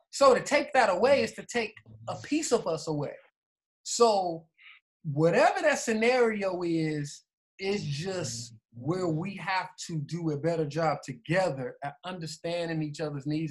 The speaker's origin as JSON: {"language": "English", "country": "United States", "said": "we being African American"}